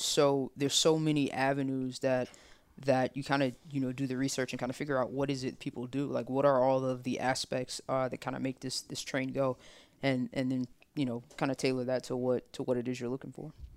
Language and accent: English; Tuscaloosa, Alabama, United States; I'm from Tuscaloosa